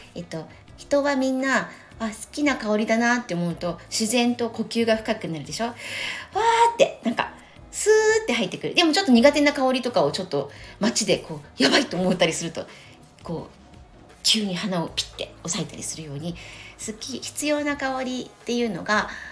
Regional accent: Tokyo, Japan; 東京生まれ東京育ちなので

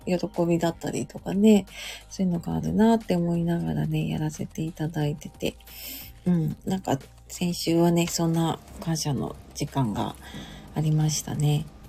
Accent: Tokyo, Japan; also born or lived in Hokkaido; 東京にね、その時引っ越してきて

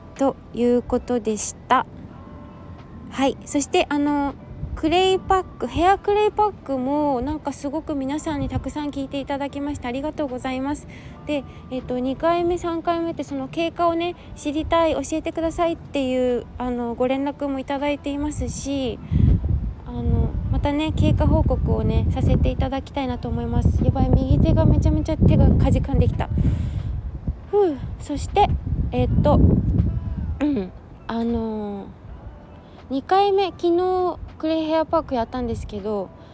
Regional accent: Yokohama, Kanagawa, Japan; 地元神奈川県横浜市はちょっと空気が冷たい

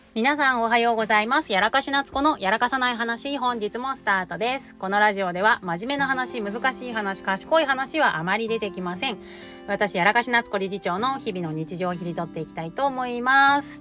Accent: Kanto, Japan; now in Shimonoseki, Japan; 私、関東出身

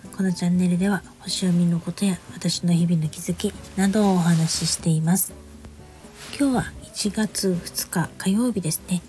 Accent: Niigata, Japan; now in Saitama, Japan; 私のね故郷の方のね新潟とか北陸の方

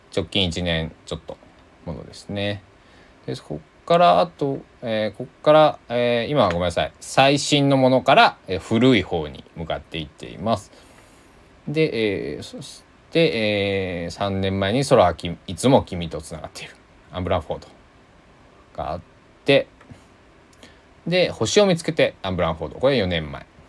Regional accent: Kochi, Japan; moved away as an adult; now in Takamatsu, Japan; 僕のね地元の高知は

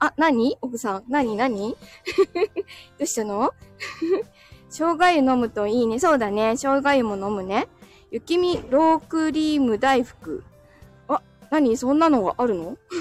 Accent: Chigasaki, Kanagawa, Japan; 子供の頃茅ヶ崎で育ってる

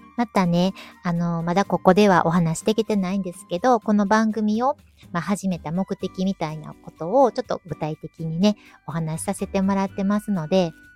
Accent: Kyoto, Japan; もともと地元、京都生まれの京都育ちで、はい、今も京都に住んでて

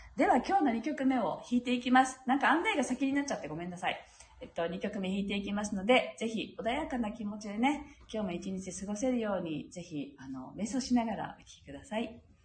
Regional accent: Japan; 私たちが日本人であるこの地に生まれた

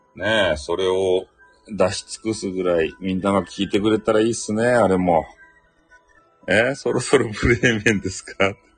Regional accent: Hakata, Fukuoka, Japan; accent: Hakata dialect; 俺の博多弁

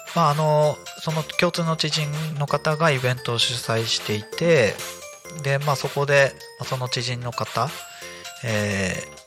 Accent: Akita, Japan; moved away; 私も秋田県出身ということで

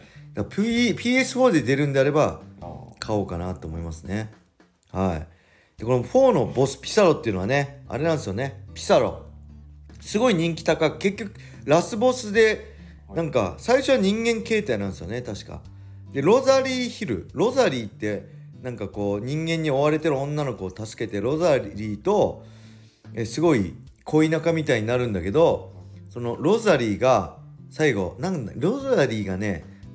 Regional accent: Edosaki, Ibaraki, Japan; 地元の江戸崎体育館

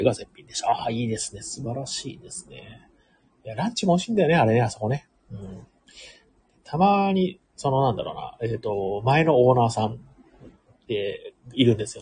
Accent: Ehime, Japan; 僕、出身が愛媛県

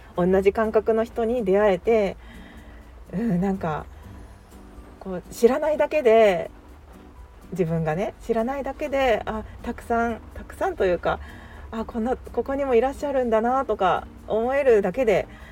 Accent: Kansai, Japan; 自分はその関西人なので

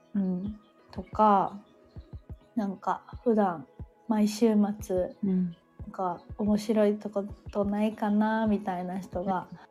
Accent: Sanda, Hyogo, Japan; 私の地元の三田市

